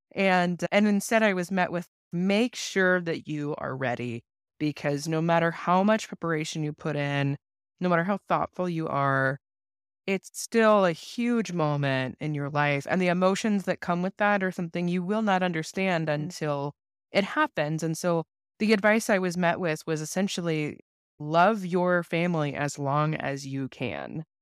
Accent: Seattle, Washington, United States; also born or lived in Los Angeles; we moved to Seattle when I was four, so I was raised in a is referred to often as, like, a rural org, albeit Seattle not being very rural. So, I was raised in a smaller church in Seattle

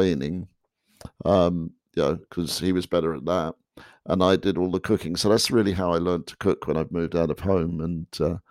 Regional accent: England, United Kingdom; moved away as an adult; now in United States; growing up in England

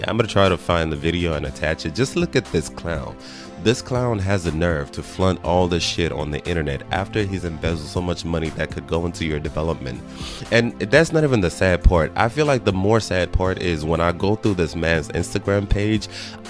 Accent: Nigeria; now in United States; I know people that I went to school with back in Nigeria.

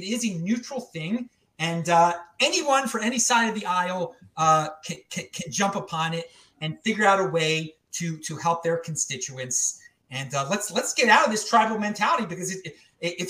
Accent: Baltimore, Maryland, United States; now in Salt Lake City, United States; I'm from Baltimore originally

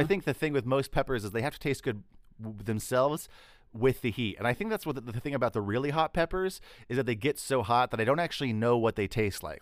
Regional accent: Texas, United States; I'm from Texas

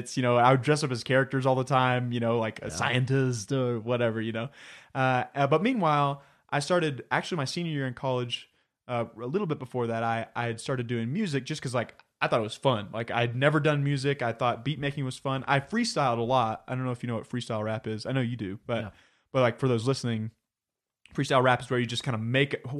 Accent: Plano, Texas, United States; moved away as an adult; I was born and raised in Plano, Texas, which is near Dallas

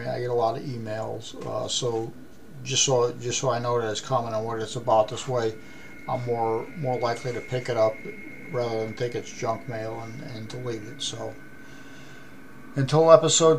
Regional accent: United States; being American

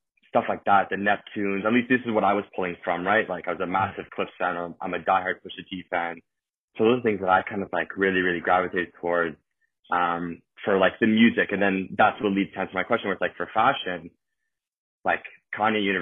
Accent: Toronto, Ontario, Canada; accent: Toronto accent; also born or lived in Italy / Spain; Born and raised in Toronto. I grew up basically my whole life here

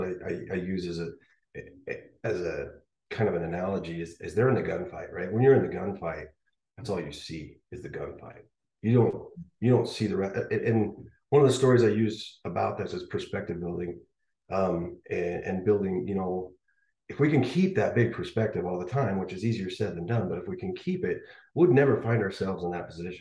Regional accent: Rocky Mountains, Northwest, United States; I'm from the Northwest, Rocky Mountains

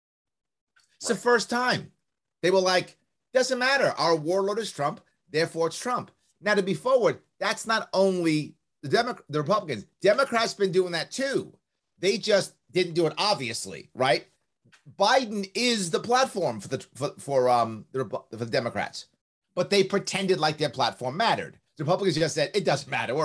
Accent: New York City, New York, United States; accent: New York; I was raised in the South Bronx. I was raised across the street from Yankee Stadium

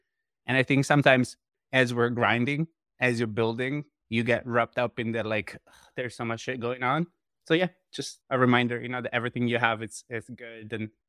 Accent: Italy; moved away; when I came from Italy, like 12 years ago, like the only way to keep in touch with friends was emails.

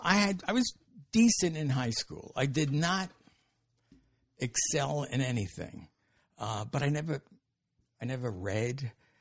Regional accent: New York City, New York, United States; I'm from Brooklyn, raised there. Spent my childhood there, went to high school there. got married there.

